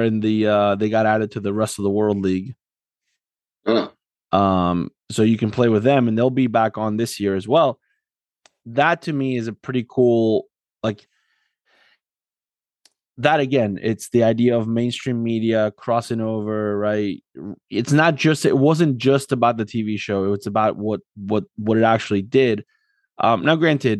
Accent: South Florida, United States; also born or lived in Argentina; now in Philadelphia area, United States; I grew up in South Florida

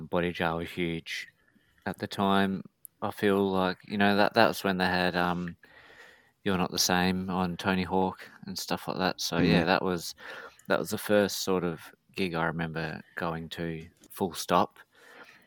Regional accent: Mount Gambier, South Australia, Australia; I'm from Mount Gambier in South Australia

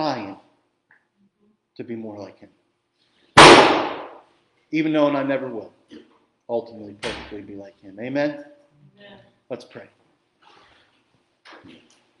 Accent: Jersey Shore, New Jersey, United States; I grew up in the Jersey Shore

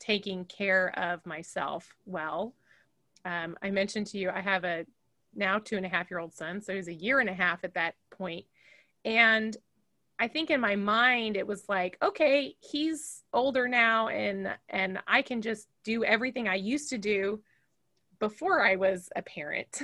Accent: Fresno, California, United States; moved away as an adult; also born or lived in Chicago, Illinois; now in Macomb, United States; I grew up in Fresno, California

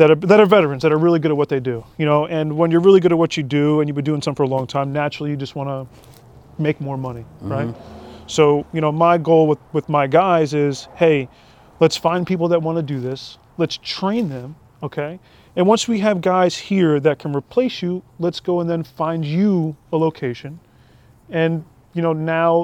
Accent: Keyport, New Jersey, United States; we grew up in Keyport when I was younger.

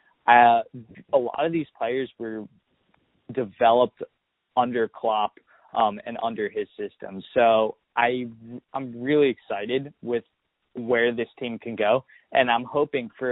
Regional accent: United States; I'm from the New Jersey, New York area

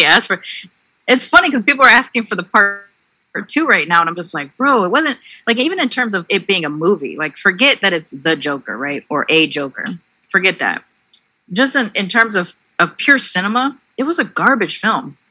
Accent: Long Beach, California, United States; I grew up in Long Beach

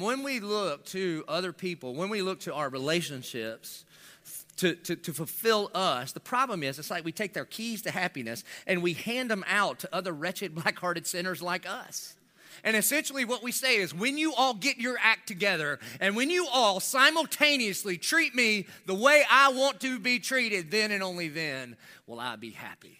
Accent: United States; I'm about as American as it gets.

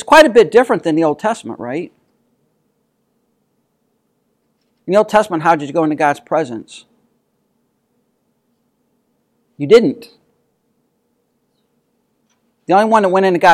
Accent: United States; as American Christians

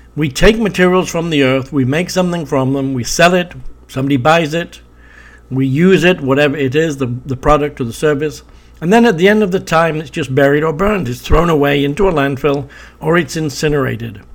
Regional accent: Preston, North West England, United Kingdom; I was born in Preston in Lancashire in the United Kingdom

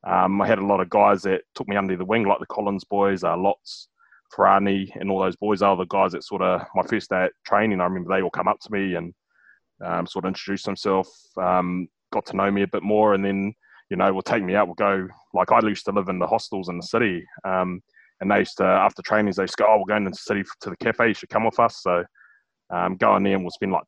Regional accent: Whanganui, Manawatū-Whanganui, New Zealand; obviously growing up in Whanganui

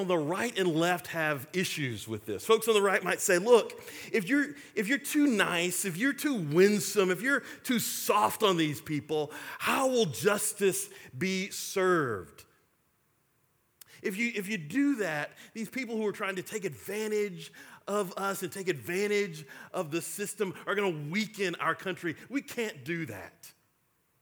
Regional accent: Texas, United States; I'm a Texan

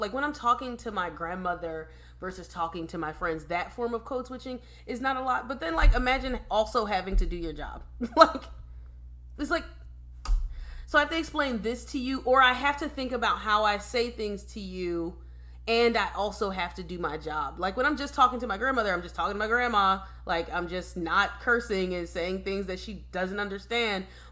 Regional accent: Philadelphia, Pennsylvania, United States; moved away; I'm from Philadelphia

